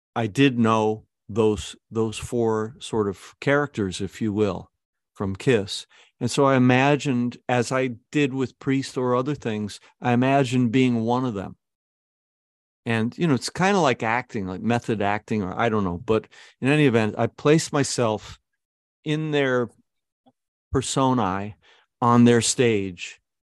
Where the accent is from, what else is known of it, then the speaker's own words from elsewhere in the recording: Syracuse, New York, United States; also born or lived in Kew Gardens, Queens; I was a guy from Syracuse